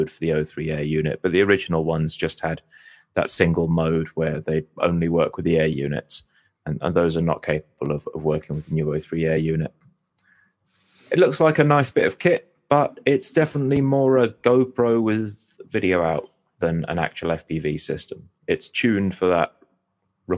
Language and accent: English; United Kingdom; We're just British.